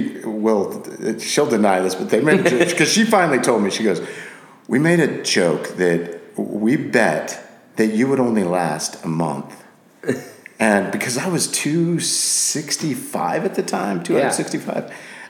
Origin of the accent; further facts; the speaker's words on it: Scotland, United Kingdom; also born or lived in Japan / England / Guam; now in United States; So I was born in Japan, raised in Scotland, England, moved to the States. We were in Guam.